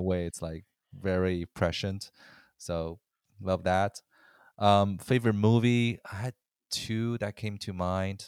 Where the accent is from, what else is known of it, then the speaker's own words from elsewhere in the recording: China; moved away; I growing up in China